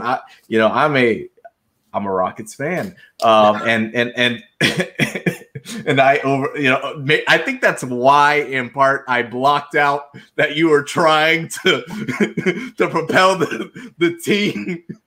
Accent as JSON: {"language": "English", "town": "Charleston", "region": "South Carolina", "country": "United States", "tie": "born or raised there", "moved": "yes", "said": "I grew up in Charleston, South Carolina"}